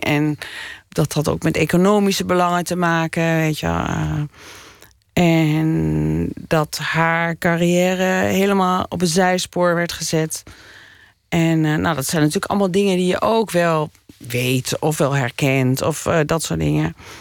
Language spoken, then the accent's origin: Dutch; Doetinchem, Gelderland, Netherlands; also born or lived in Winterswijk; ik ben in Menswijk geboren en daarna naar Doetinchem verhuisd